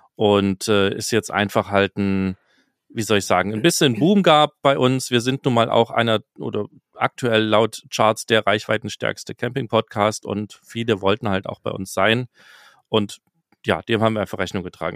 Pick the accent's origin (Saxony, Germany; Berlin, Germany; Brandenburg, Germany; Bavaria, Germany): Saxony, Germany; Mülsen; moved away; aus Mülsen in Sachsen kommt, was mein Geburtsort ist.